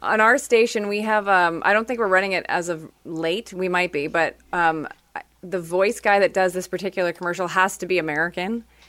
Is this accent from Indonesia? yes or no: no; Quebec, Canada; moved away as an adult; also born or lived in Toronto; I was from Quebec